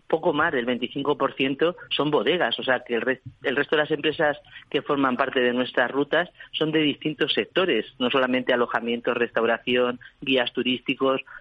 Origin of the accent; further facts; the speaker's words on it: Spain; y eso somos ahora los españoles.